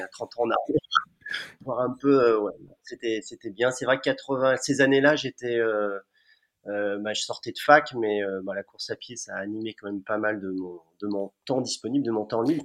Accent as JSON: {"language": "French", "town": "Amiens", "region": "Hauts-de-France", "country": "France", "tie": "born or raised there", "said": "je suis natif d'Amiens"}